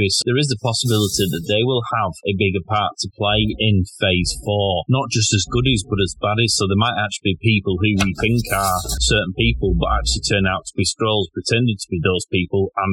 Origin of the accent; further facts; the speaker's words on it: United Kingdom; as a Brit